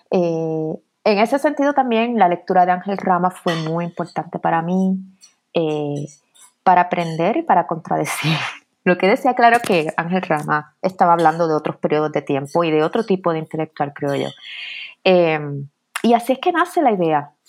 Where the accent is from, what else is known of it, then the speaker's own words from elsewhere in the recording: Puerto Rico; moved away as an adult; also born or lived in New York; now in United States; regresé a Puerto Rico, me crié en Puerto Rico, estudié en Puerto Rico